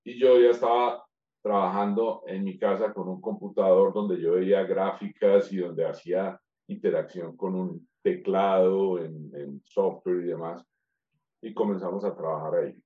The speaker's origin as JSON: {"language": "Spanish", "town": "Manizales", "region": "Caldas", "country": "Colombia", "said": "Soy colombiano, manizaleño."}